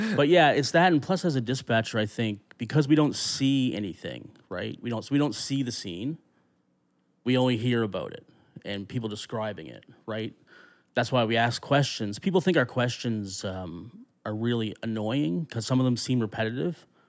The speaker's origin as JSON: {"language": "English", "area": "Annapolis Valley", "region": "Nova Scotia", "country": "Canada", "tie": "born or raised there", "said": "I grew up in the Annapolis Valley"}